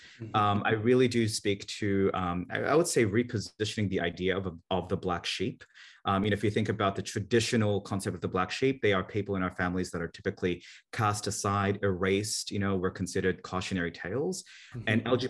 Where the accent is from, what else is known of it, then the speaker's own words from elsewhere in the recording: Sydney, New South Wales, Australia; moved away; also born or lived in Manila, Philippines / Santa Barbara, United States; Personally, I was born in Manila, Philippines during the Marcos dictatorship, and my family fled that turmoil to Sydney, Australia, where this weird accent comes from. And then at some point, we also moved to Santa Barbara, California.